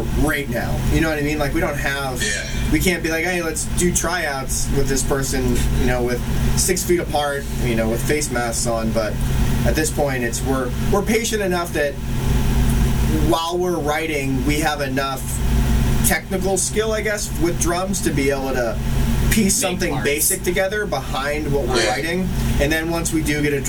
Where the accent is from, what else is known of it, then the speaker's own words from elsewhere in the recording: Erie, Pennsylvania, United States; also born or lived in New Jersey; now in Baltimore, United States; I grew up in Erie, Pennsylvania, which is just a little north of Pittsburgh.